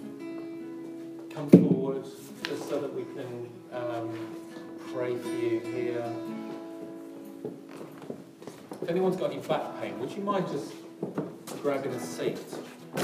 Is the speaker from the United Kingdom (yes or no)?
yes; London, United Kingdom; I'm from South London